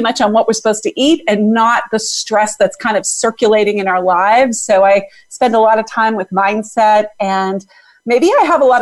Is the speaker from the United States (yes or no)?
yes; Boston, Massachusetts, United States; I am from Boston, Massachusetts.